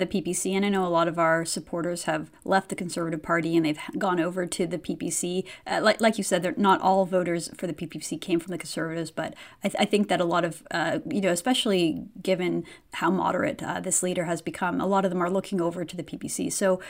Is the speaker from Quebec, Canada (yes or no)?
no; North Vancouver, British Columbia, Canada; we're both from the North Shore, and the North Shore of Vancouver.